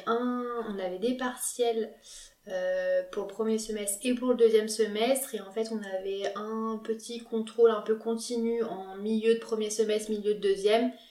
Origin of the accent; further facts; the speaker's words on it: Lyon, Auvergne-Rhône-Alpes, France; je suis lyonnaise, du coup je suis née à Lyon. Euh, j'ai habité chez mes parents tout mon externat